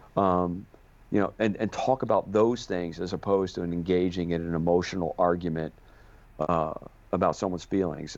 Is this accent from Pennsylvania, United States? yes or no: yes; outside of Philadelphia, Pennsylvania, United States; now in Boston, United States; I grew up outside of Philadelphia